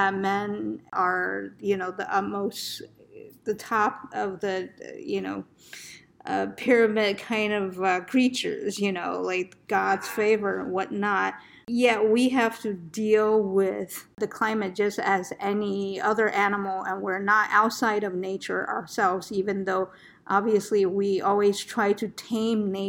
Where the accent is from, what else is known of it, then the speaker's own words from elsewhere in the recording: Northeast, United States; moved away; also born or lived in Arizona; I'm from the Northeast originally